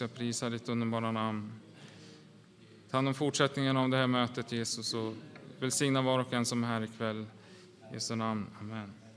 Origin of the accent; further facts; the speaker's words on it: Åland Islands; vi kommer ju från Åland